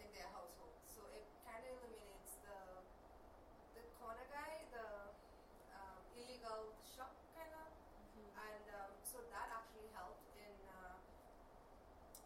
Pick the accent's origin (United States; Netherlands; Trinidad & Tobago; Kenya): Trinidad & Tobago; I'm from Trinidad